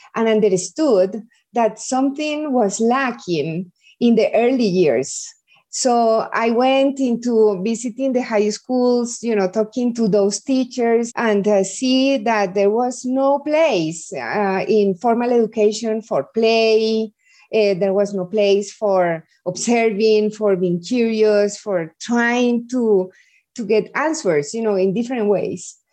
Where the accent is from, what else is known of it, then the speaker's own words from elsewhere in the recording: Medellin, Antioquia, Colombia; I was born in Medellin. Medellin is the second biggest city in Colombia